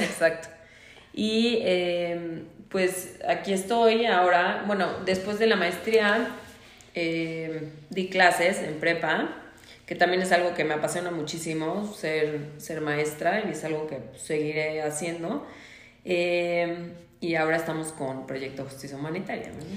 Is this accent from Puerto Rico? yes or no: no; Mexico; nací en México